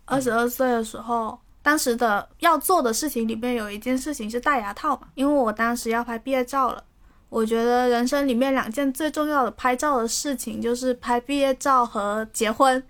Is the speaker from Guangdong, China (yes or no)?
yes; Guangdong, China; 我是潮汕，我是广东潮汕人，我不会粤语